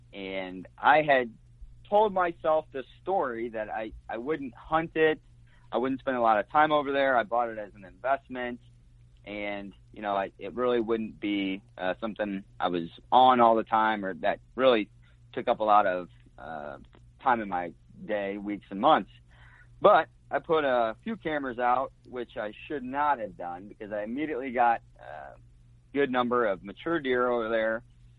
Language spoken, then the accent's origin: English; Springfield, Illinois, United States; Yeah, well, I grew up in Springfield, Illinois, and I think I was maybe 7 or 8, and my dad saw an ad in the local paper about 40 acres for sale in Brown County, Illinois.